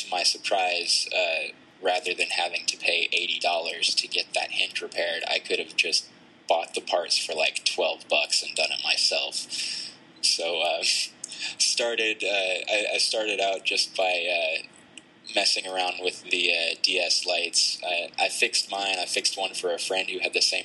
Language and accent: English; Tennessee, United States; We're actually from Tennessee